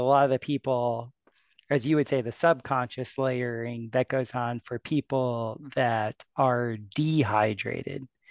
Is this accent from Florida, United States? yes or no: yes; South Florida, United States; moved away; I was from South Florida